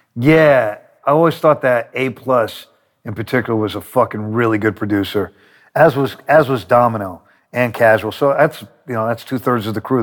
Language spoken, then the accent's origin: English; New York, United States; I'm from New York